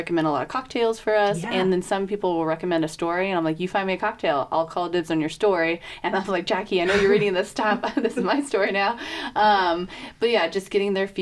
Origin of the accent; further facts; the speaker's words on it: California, United States; now in Bend, United States; I'm from California